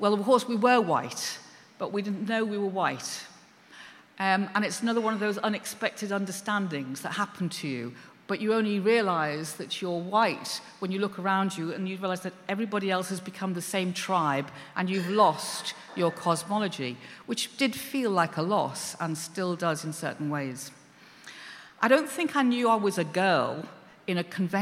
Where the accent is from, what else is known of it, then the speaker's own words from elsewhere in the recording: Liverpool, North West England, United Kingdom; I come from Liverpool